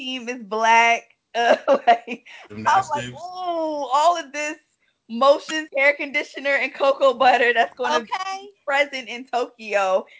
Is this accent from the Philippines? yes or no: yes; Philippines; born there; I was born in the Philippines, so I'm rocking with them.